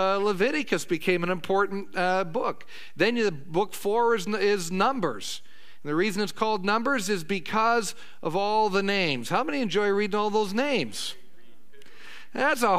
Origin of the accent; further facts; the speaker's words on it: Oregon coast, United States; was a boy growing up on the Oregon coast